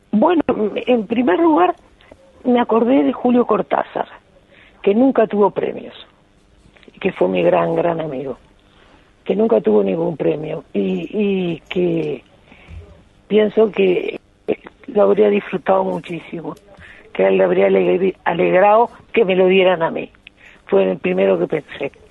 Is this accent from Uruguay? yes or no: yes; Uruguay; yo lo recibo como uruguaya, pero como española, porque yo tengo la doble nacionalidad